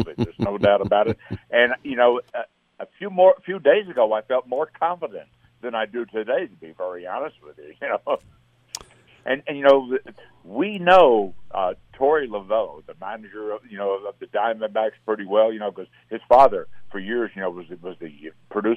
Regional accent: Camden, New Jersey, United States; moved away; I was born and raised in Camden, New Jersey, which is just across the Delaware River from Philadelphia

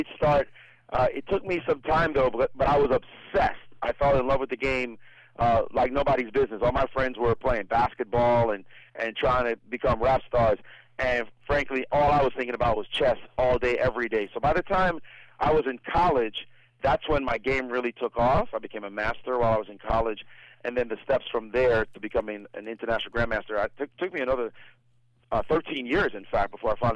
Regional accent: New York City, New York, United States; growing up in Brooklyn.

